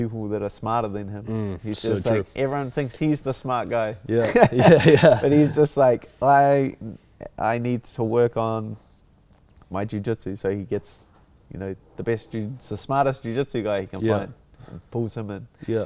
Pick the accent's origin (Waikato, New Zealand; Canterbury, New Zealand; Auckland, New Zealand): Auckland, New Zealand; my hometown, my home country